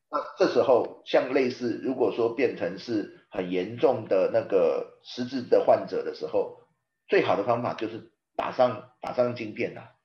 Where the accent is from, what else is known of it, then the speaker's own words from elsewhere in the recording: Taipei, Taiwan; 就像我们台北人，我们都被叫天龙国嘛